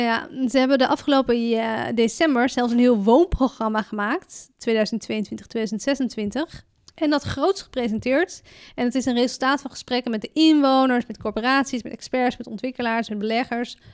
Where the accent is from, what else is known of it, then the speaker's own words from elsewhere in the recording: Amsterdam, North Holland, Netherlands; ik ben een geboren Amsterdammer